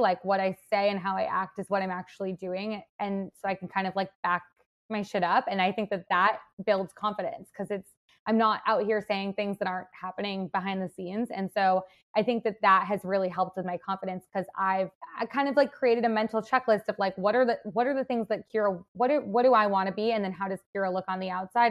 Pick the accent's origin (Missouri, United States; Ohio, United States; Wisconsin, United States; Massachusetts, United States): Wisconsin, United States; Madison; now in Chicago, United States; I'm from Wisconsin and not from, like, a super small town, I'm from Madison